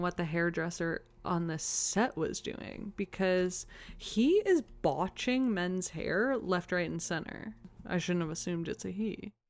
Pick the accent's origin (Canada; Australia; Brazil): Canada; Toronto, Ontario; I grew up in Toronto, but my school is nothing like this